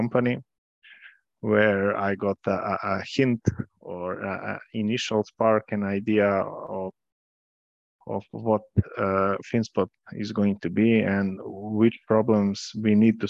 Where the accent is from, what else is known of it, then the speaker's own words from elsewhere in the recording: Podgorica, Montenegro; moved away as an adult; also born or lived in Trebinje, Bosnia and Herzegovina / Milan, Italy / Amsterdam, Netherlands; now in Serbia; I was born in Trebinje, Bosnia and Herzegovina. Then I lived in Podgorica, Montenegro, where I finished high school.